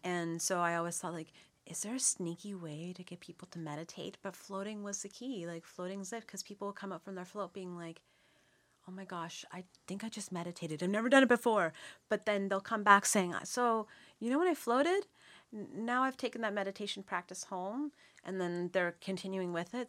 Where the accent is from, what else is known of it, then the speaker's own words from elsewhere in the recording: Nova Scotia, Canada; born and raised in Shivamakati, Nova Scotia. So I'm actually from Nov-, I'm from here.